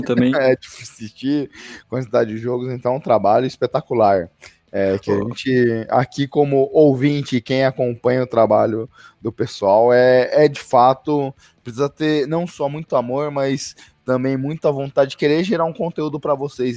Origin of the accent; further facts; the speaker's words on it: Brazil; a gente é brasileiro